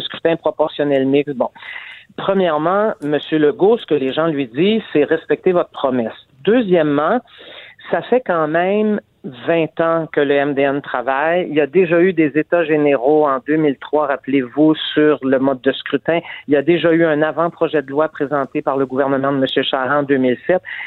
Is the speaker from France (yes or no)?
no; Montreal, Quebec, Canada; je suis montréalaise